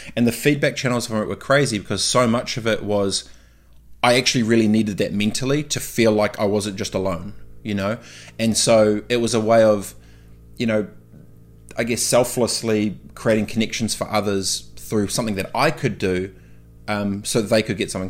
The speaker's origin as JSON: {"language": "English", "country": "New Zealand", "moved": "yes", "said": "being a Kiwi away"}